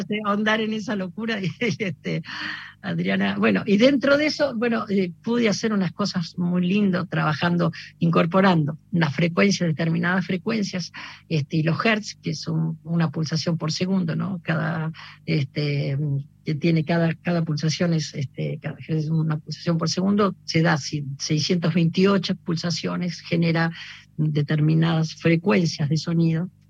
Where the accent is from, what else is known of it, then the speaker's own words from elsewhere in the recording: Buenos Aires, Argentina; also born or lived in Mercedes, Buenos Aires Province; yo nací en Mercedes, provincia de Buenos Aires, y, mm, pero, mm, vivía en Flores y, y los fines de semana y los veranos los pasaba en, en, en, en, en mi pueblo